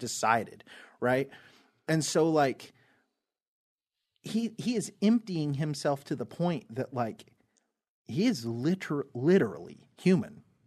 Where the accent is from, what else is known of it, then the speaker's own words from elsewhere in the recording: United States; I am from America